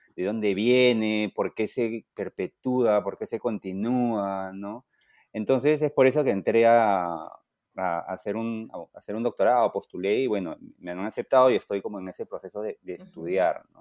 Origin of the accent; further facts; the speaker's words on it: Peru; moved away as an adult; now in United States; soy periodista, soy peruano, vivo ahora en, Estados Unidos